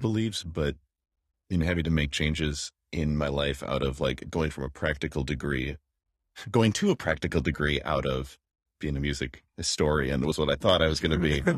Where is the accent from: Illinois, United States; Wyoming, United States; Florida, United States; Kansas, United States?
Wyoming, United States; moved away; forty miles from where I grew up in Wyoming